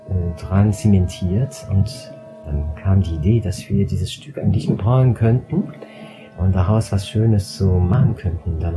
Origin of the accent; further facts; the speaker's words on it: Strasbourg, Grand Est, France; Ich komme aus Straßburg